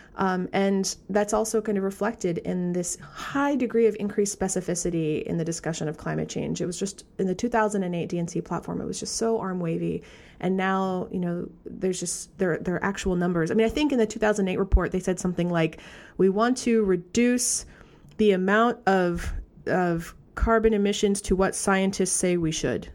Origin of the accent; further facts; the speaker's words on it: Vermont, United States; I come from Vermont